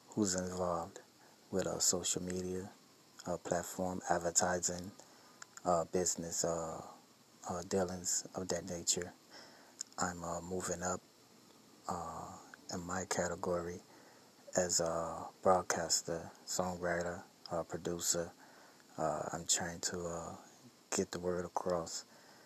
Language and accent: English; Chicago, Illinois, United States; now in New York, United States; I'm originally from Chicago